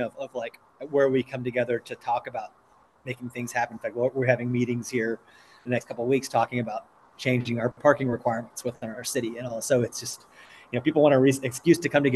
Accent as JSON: {"language": "English", "region": "Oklahoma", "country": "United States", "said": "I come from Oklahoma"}